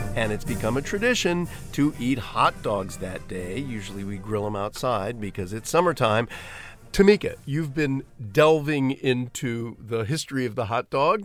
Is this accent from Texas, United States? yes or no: no; Dayton, Ohio, United States; I grew up in Dayton, Ohio in the nineteen fifties